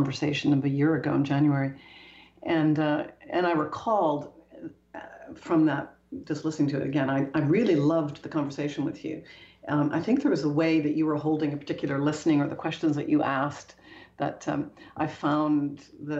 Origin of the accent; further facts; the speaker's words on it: Canada; moved away as an adult; also born or lived in Toronto / Paris; I'm Canadian. I was at the time based in Toronto